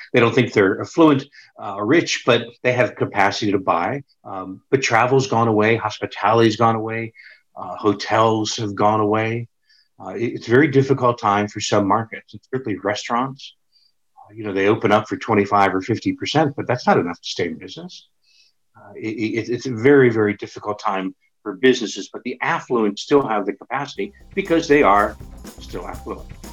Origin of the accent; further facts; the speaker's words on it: Pittsburgh, Pennsylvania, United States; moved away; it was my hometown